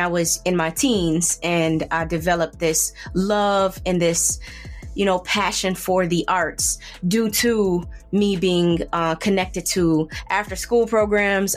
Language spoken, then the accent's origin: English; Buffalo, New York, United States; I'm from Buffalo, New York